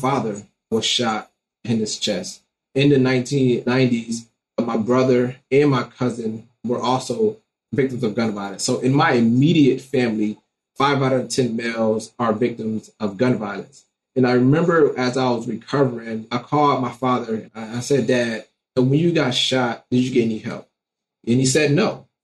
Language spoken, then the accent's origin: English; Detroit, Michigan, United States; growing up in Detroit, Michigan